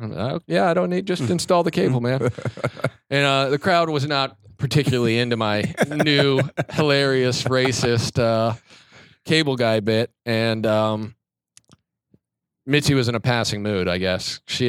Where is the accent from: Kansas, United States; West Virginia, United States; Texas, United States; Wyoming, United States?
Kansas, United States; moved away; oh, where are you from? I was like, oh, Kansas.